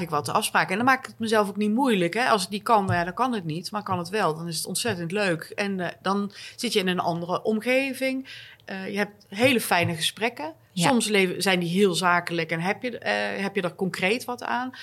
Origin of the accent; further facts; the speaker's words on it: North Brabant, Netherlands; accent: zachte G; moved away as an adult; now in Stockholm, Sweden; als Brabantse uit Stockholm belt